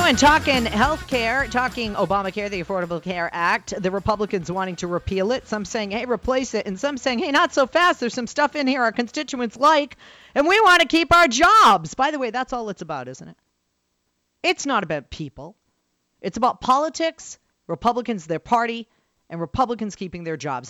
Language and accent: English; Massachusetts, United States; my home state of Massachusetts